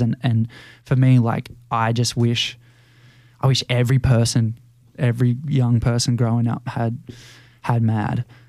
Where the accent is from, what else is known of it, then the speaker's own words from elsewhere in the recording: Australia; growing up in Australia, there's a lot that you do thirteen years of school